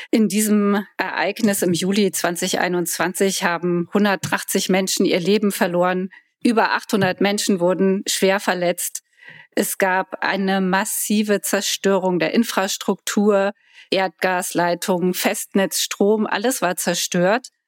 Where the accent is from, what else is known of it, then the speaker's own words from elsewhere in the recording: Koblenz, Rhineland-Palatinate, Germany; Ich komme aus Koblenz, meine Mutter kommt aus Adenau.